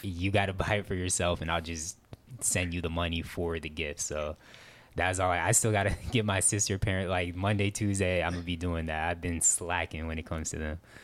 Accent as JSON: {"language": "English", "region": "Florida", "country": "United States", "also_born_or_lived": "Midwest", "said": "I'm from Florida and it never looks like maybe Christmas"}